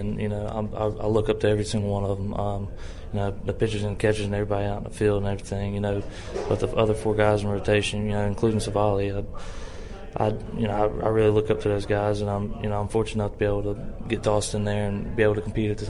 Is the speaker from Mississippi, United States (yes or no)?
yes; Mississippi, United States; my home state, Mississippi.